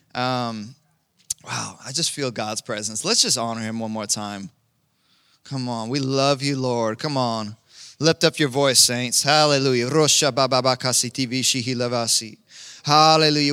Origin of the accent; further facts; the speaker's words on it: Kansas, United States; moved away; I'm from Kansas